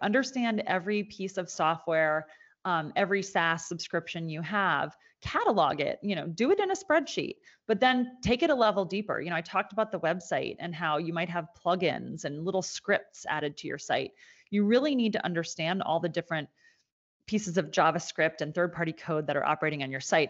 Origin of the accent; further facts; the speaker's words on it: Annapolis, Maryland, United States; my hometown in Annapolis